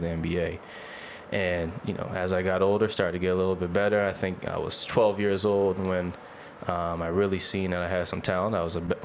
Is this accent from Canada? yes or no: yes; North Preston, Nova Scotia, Canada; moved away as an adult; now in Halifax, Canada; I'm from North Preston, Nova Scotia. Shout out North Preston. A small community just outside of Halifax. Actually one of the largest black communities in Canada. Yeah, that's where I'm from. Born and raised.